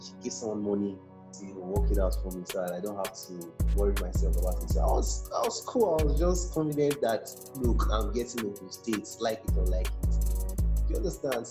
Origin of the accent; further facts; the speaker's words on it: Imo, Nigeria; From Imo State, schooled in one of the prestigious universities of Nigeria